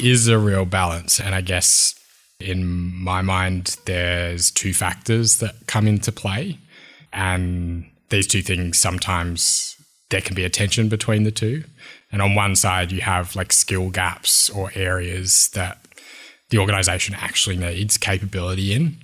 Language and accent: English; Wollongong, New South Wales, Australia; born or raised there; also born or lived in Sydney, Australia